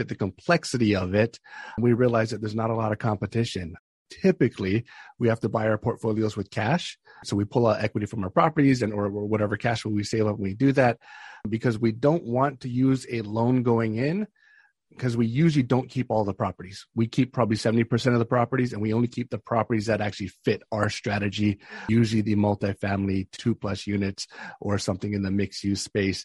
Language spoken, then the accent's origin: English; Hawaii, United States; moved away as an adult; also born or lived in Northern Virginia; now in Ashburn, United States; I'm from Hawaii originally, born and raised, started my real estate investing career out there